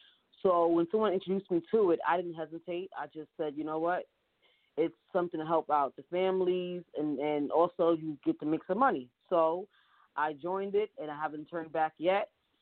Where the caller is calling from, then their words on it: New York City, New York, United States; I am calling from New York City, Harlem, New York.